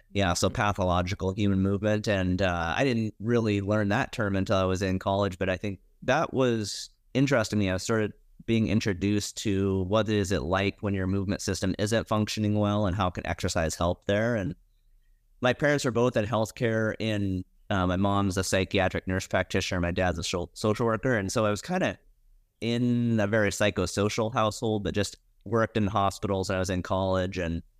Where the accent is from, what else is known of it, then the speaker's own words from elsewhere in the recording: Montana, United States; Yeah, I grew up in Montana.